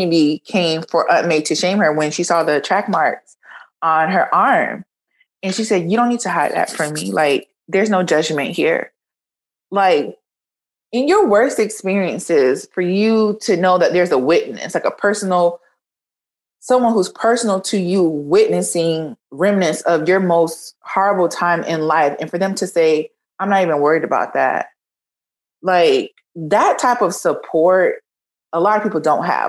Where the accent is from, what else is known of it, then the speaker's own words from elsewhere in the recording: Florida, United States; I'm from Florida